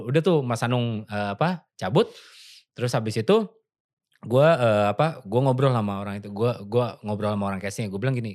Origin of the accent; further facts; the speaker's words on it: Yogyakarta, Special Region of Yogyakarta, Indonesia; gue sebagai orang Jogja yang gue nggak bisa bahasa Jawa sama sekali sama sekali gue nggak bisa